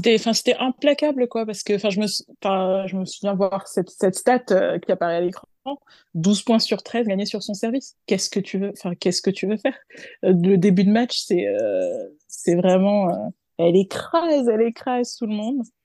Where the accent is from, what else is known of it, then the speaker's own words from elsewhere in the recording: France; en tant que Française